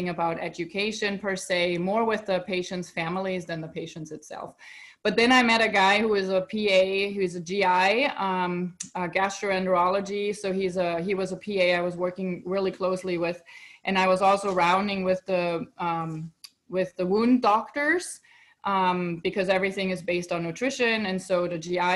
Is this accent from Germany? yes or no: yes; Germany; moved away as an adult; now in United States; So I'm originally from Europe, right? I'm born in Germany, and then I moved to United States